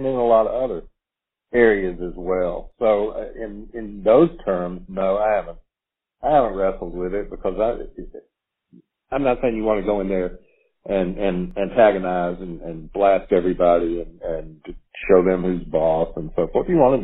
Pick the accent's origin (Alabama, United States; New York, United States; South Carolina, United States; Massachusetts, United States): Alabama, United States; also born or lived in Tuscaloosa, Alabama / Huntsville, Alabama; I was born in Druid City Hospital in Tuscaloosa, Alabama. I went to the University of Alabama. I did move away. I graduated from high school in Huntsville, but came back to the university.